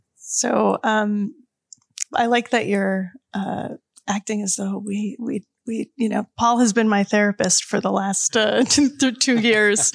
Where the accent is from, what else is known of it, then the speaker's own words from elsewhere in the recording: New York City, New York, United States; I grew up in Brooklyn.